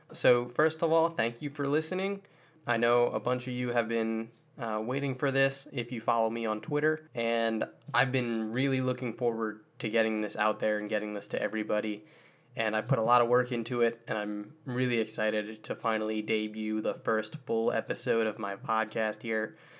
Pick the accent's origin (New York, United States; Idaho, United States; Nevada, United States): New York, United States; Long Island; now in North Carolina, United States; I grew up on Long Island